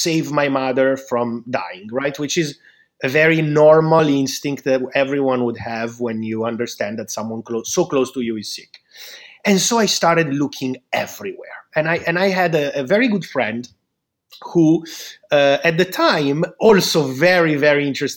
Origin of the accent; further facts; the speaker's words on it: Milan, Lombardy, Italy; I'm from Milan